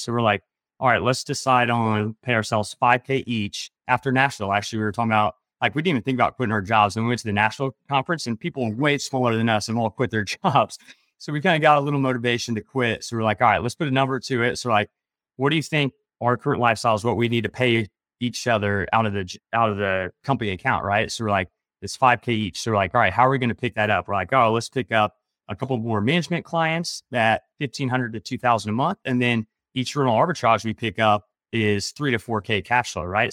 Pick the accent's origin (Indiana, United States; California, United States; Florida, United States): Indiana, United States; I grew up in Indiana